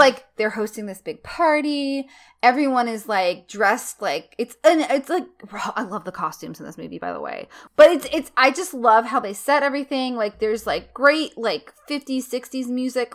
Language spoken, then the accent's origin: English; the South, United States; as a Southerner, which I, I'm not the most classical Southerner, but, like, you know, I've lived in the South since I was a little girl